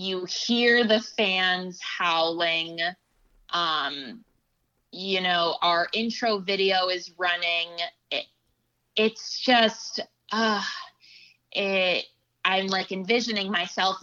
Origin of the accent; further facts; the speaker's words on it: Los Angeles, California, United States; now in Boston, United States; the Lakers will always be my hometown team